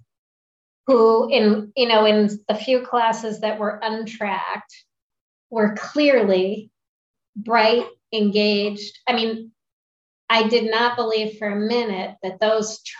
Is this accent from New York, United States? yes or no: no; Springfield, Vermont, United States; moved away; I grew up in Springfield, Vermont.